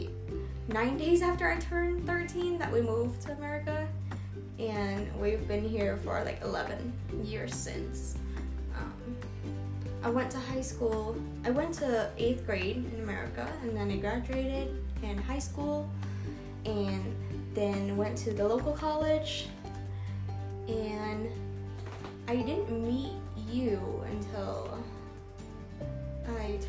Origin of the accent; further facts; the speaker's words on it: Vietnam; English is a second language; moved away; I was born in Vietnam in 1997